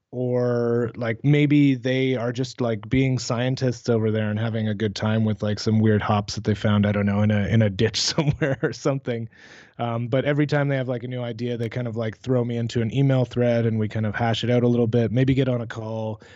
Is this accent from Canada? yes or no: yes; Canada